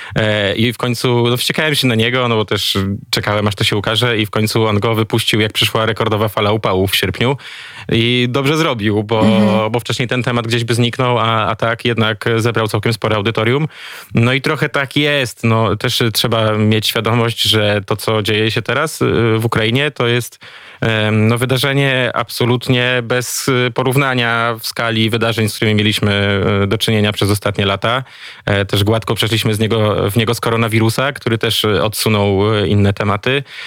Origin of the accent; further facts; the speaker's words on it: eastern voivodeships of Poland, eastern Poland, Poland; moved away; Mam dobry kontakt ze wschodnimi województwami Polski, skąd pochodzę